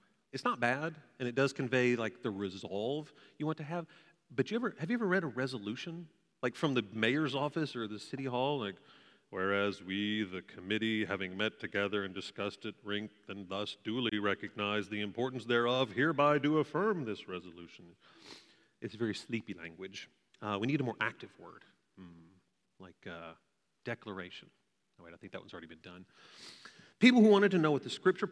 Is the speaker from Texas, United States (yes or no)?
yes; Waco, Texas, United States; also born or lived in Fort Worth, Texas; I grew up in Waco, and I moved here to attend TCU